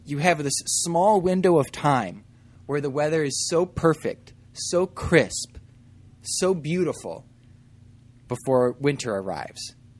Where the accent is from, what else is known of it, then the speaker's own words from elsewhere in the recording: Midwest, United States; moved away; growing up in the Midwest